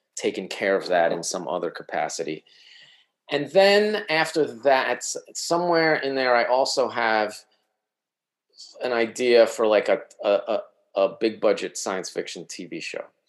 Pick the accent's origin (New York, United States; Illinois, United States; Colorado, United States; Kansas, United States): New York, United States; moved away as an adult; also born or lived in Eugene, Oregon; I'm from New York